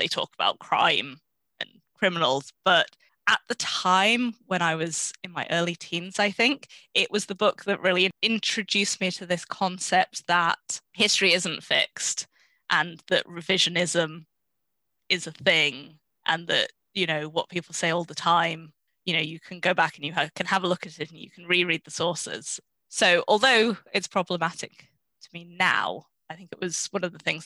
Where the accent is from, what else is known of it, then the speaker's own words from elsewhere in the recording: Yorkshire and the Humber, United Kingdom; now in Oxford, United Kingdom; I grew up in Yorkshire